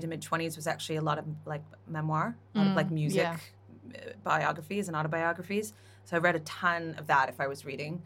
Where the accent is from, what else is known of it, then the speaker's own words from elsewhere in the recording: Canada; I'm Canadian